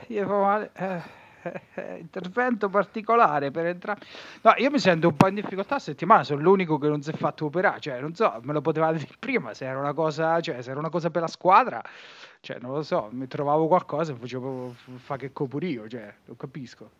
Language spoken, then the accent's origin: Italian; Marche, Italy; moved away as an adult; now in Emilia-Romagna, Italy; dico che sono marchigiano